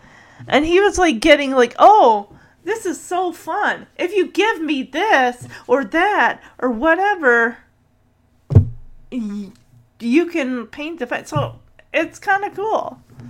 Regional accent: Detroit, Michigan, United States; born there; And I was born in Detroit, so, yeah.

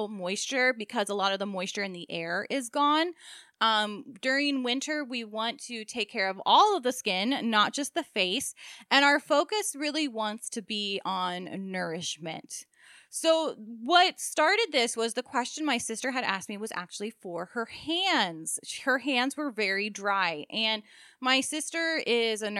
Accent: Maryland, United States; now in South Florida, United States; we grew up in Maryland

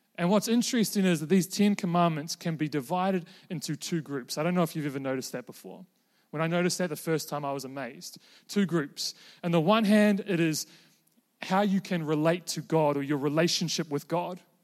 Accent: New Zealand; moved away as an adult; also born or lived in Invercargill, New Zealand / Queenstown, New Zealand; now in Melbourne, Australia; I'm currently a, a Kiwi living in Melbourne

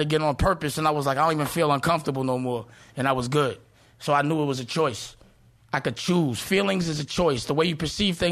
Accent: New York City, New York, United States; I'm from Harlem

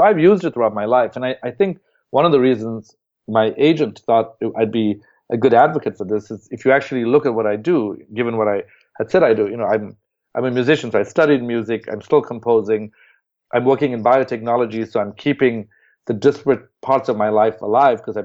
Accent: South Africa; moved away as an adult; now in United States; I'm originally from South Africa, so when I got to Harvard, you know, I'm sort of a typical immigrant

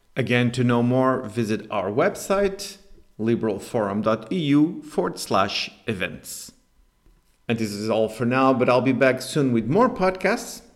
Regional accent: Spain; here in my home country

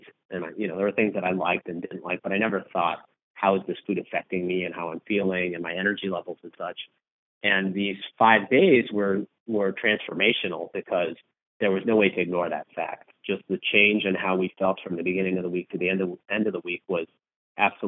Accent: Los Angeles, California, United States; moved away as an adult; now in Chicago, United States; I grew up in California. I grew up in Southern California in Los Angeles and moved out to the Midwest for business school.

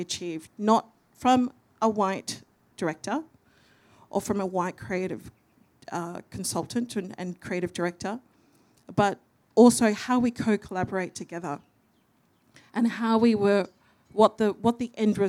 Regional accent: Perth, Western Australia, Australia; moved away as an adult; now in Melbourne, Australia; I'm a Wongatha Yamiji and Noongar Gidja woman from Wajak Noongar Buja, so Perth

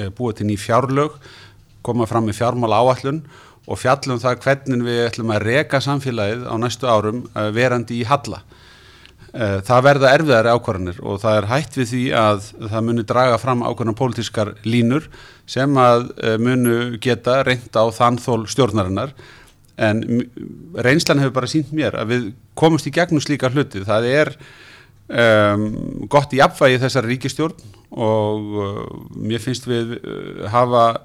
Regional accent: Iceland

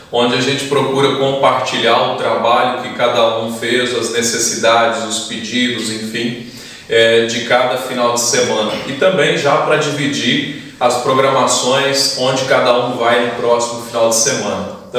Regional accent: Barra de São Francisco, Espírito Santo, Brazil; sou natural de Barra de São Francisco, no Espírito Santo.

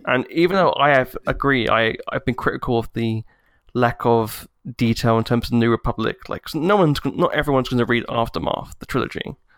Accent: United Kingdom; I'm British

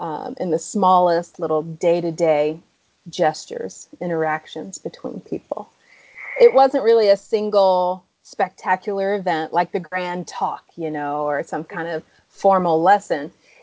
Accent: the South, United States; Yeah. I'm from the South. I get that.

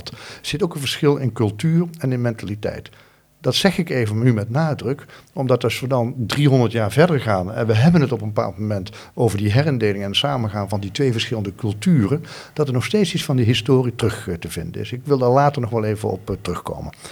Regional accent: Uden, North Brabant, Netherlands; Maar het grootste gedeelte van mijn jeugd heb ik in Uden gewoond.

